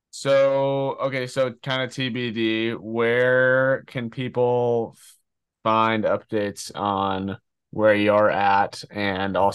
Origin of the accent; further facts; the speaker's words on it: Connecticut, United States; And I don't actually know if we talked about it, but we grew up very close to each other in southwestern Connecticut.